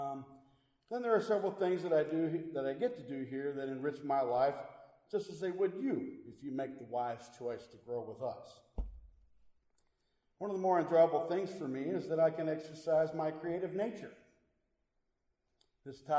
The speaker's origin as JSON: {"language": "English", "town": "Milwaukee", "region": "Wisconsin", "country": "United States", "tie": "born or raised there", "said": "my hometown of Milwaukee"}